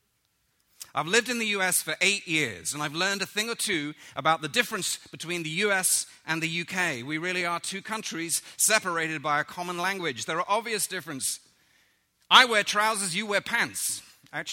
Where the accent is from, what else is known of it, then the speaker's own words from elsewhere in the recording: London, United Kingdom; moved away; I grew up in London